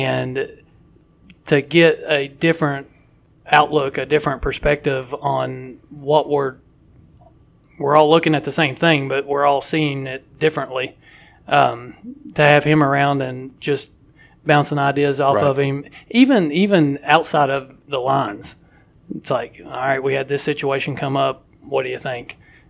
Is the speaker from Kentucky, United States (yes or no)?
yes; Whitesburg, Kentucky, United States; also born or lived in Jackson / Mount Sterling; I was born in Whitesburg, down southeastern Kentucky, Letcher County, and spent 4 years.